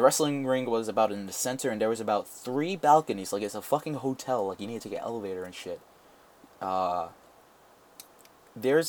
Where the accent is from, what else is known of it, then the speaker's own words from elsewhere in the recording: New York, United States; I am a New Yorker